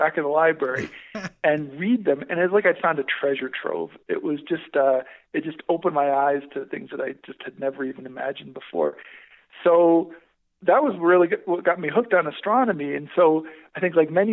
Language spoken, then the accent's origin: English; Connecticut, United States; moved away as an adult; also born or lived in Canada / Netherlands / Chile / Hawaii; I grew up in Connecticut